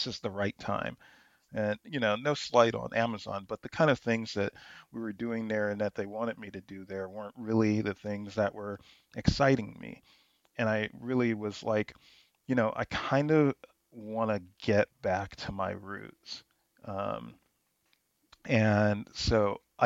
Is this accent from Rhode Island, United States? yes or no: no; Bay Area, California, United States; when you're a kid in the 80s, growing up in the Bay Area